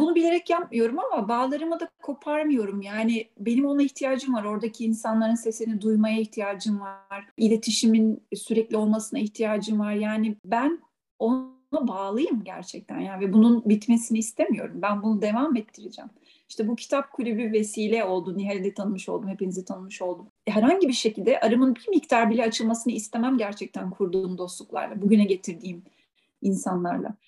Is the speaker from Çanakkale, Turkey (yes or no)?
yes; Biga, Çanakkale, Turkey; moved away as an adult; also born or lived in İzmir; now in Switzerland; memleket benim doğduğum, büyüdüğüm hala ailemin olduğu yer. Çanakkale Bigla